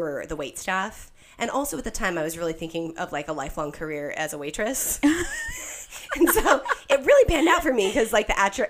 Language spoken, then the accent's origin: English; Colorado, United States; moved away; I am originally from Colorado. I grew up out there.